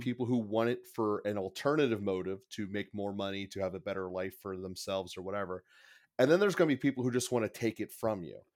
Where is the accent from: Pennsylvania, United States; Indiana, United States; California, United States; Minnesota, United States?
Pennsylvania, United States; Pittsburgh; I'm from Pittsburgh. I've, I've been in a Catholic school system since pretty much day one